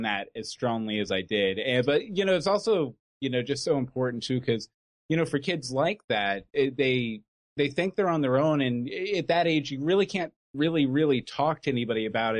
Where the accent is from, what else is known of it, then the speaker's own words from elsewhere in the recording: Katy, Texas, United States; I grew up in Katy, Texas